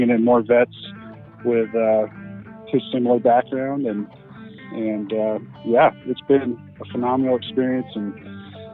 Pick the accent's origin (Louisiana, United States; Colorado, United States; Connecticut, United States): Colorado, United States; Littleton; I grew up actually down in Littleton, Colorado